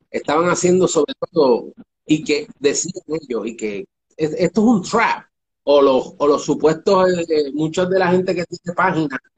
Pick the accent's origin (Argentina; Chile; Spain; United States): United States; New Jersey; en New Jersey, en donde soy yo